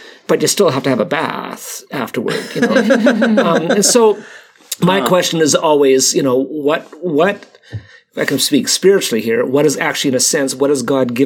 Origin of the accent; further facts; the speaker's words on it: Canada; I'm Canadian